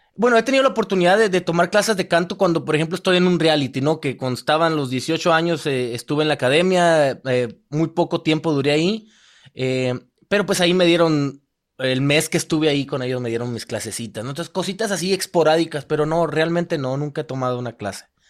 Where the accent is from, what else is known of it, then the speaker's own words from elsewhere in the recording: Hermosillo, Sonora, Mexico; moved away as an adult; also born or lived in Los Angeles, United States; now in Las Vegas, United States; Yo nací en México, en Hermosillo. Hasta mis 18 años viví allá